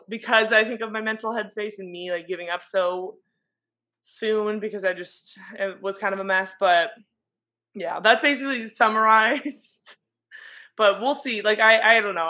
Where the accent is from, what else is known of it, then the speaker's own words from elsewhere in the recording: San Diego, California, United States; I'm from San Diego